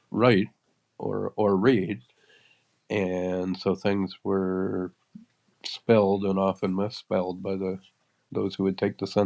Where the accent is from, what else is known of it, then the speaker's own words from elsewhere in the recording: Yarmouth County, Nova Scotia, Canada; moved away; my hometown, my my home was actually not in town, but my home was in Yarmouth County, Nova Scotia